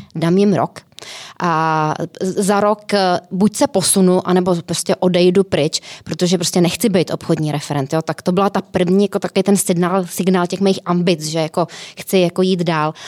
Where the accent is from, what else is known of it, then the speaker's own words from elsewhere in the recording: Plzeň, Plzeň Region, Czechia; moved away as an adult; also born or lived in Prague; já jsem byla z Plzně, e, šla jsem do Prahy